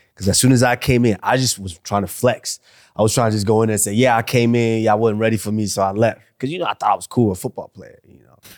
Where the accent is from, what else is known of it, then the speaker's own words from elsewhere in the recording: Arlington, Texas, United States; moved away as an adult; also born or lived in Nigeria / Iowa; I come from Arlington